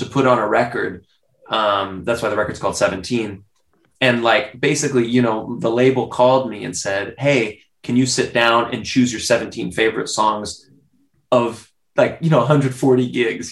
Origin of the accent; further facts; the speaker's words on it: United States; also born or lived in Spain; I'm American